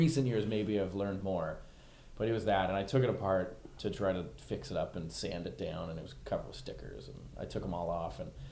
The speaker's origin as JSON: {"language": "English", "town": "Richmond Hill", "region": "Ontario", "country": "Canada", "said": "Richmond Hill, Ontario"}